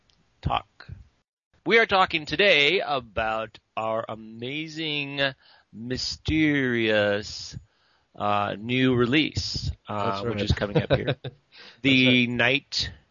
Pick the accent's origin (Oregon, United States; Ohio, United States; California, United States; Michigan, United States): California, United States; Redding; in Redding, California, my hometown.